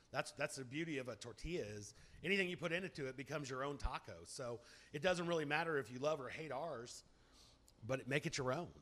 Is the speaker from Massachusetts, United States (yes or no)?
no; Indianapolis, Indiana, United States; now in Texas, United States; When I grew up in Indy, I grew up in Indianapolis